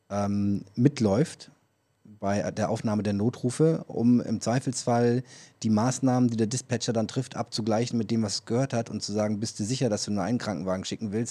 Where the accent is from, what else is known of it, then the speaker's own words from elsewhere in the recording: Berlin, Germany; Ich komme aus Berlin, ist. ich weiß, was das ist.